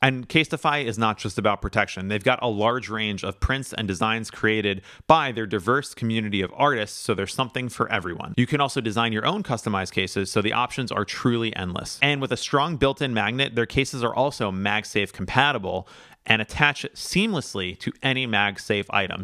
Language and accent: English; United States; I'm also a first generation American, so I was born here